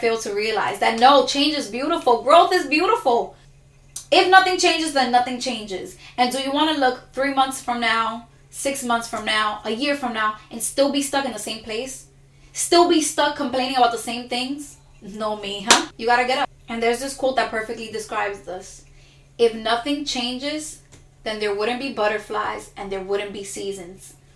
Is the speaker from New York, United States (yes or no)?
yes; New York City, New York, United States; I was given so many labels because I'm from Dykeman